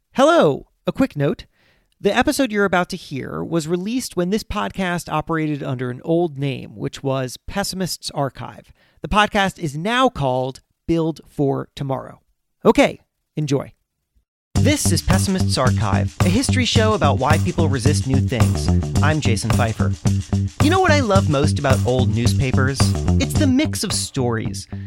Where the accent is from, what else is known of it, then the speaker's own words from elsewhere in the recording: South Florida, United States; I grew up in South Florida